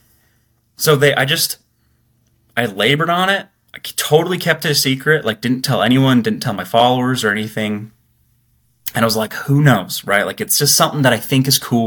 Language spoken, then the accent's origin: English; Utah, United States; I'm from Utah